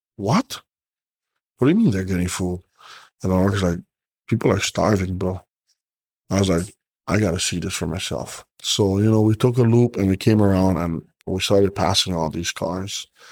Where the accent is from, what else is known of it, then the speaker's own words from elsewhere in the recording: Hawaii, United States; But us as Hawaiian, or me as a Hawaiian